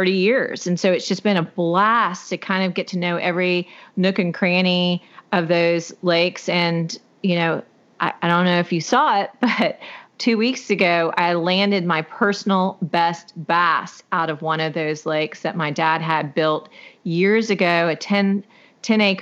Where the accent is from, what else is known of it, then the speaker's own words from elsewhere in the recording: Houston, Texas, United States; also born or lived in Navasota, Texas; I'm from Houston, Texas, but my parents in the late 70s bought a piece of property right outside of Houston.